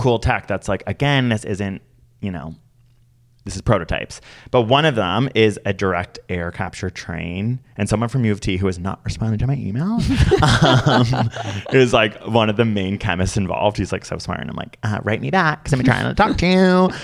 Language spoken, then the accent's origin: English; Canada; as a Canadian